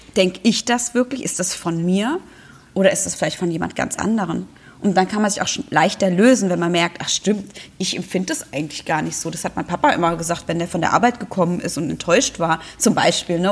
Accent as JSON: {"language": "German", "country": "Germany", "said": "bei uns in Deutschland"}